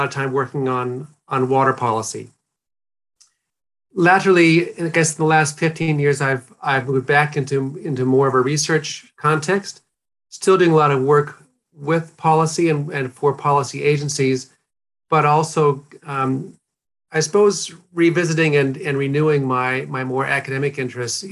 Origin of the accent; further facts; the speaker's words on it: North Dakota, United States; moved away as an adult; now in New Zealand; I grew up in a small rural community in North Dakota in a farming family